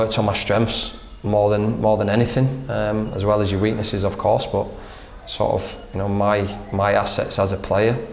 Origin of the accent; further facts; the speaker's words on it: Leeds, Yorkshire and the Humber, United Kingdom; moved away as an adult; now in Australia; I grew up in Leeds, and goes right back to my childhood